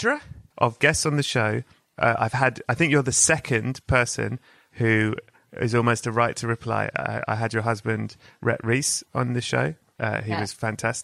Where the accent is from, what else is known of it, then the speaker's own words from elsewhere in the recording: England, United Kingdom; I'm English